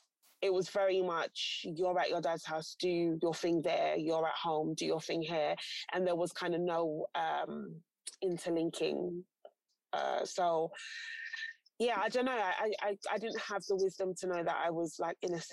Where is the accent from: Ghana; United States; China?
Ghana; I'm Ghanaian as well, there's like a cultural order of things as well.